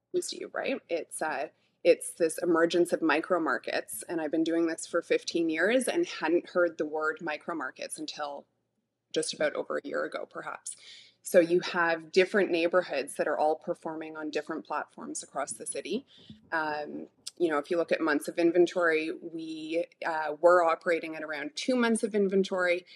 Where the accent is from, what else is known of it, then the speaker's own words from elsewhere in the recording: Toronto, Ontario, Canada; I was born and raised in Midtown Toronto